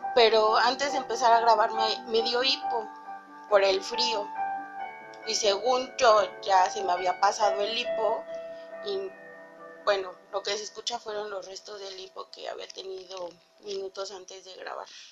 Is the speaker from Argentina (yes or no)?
no; Mexico City, Mexico; yo vivía aquí en la Ciudad de México, crecí en la Ciudad de México, pero mi mamá cuando yo estaba chiquita compró casa en el Estado de México.